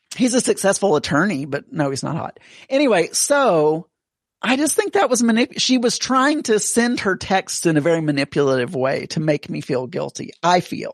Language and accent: English; the South, United States; I am from the South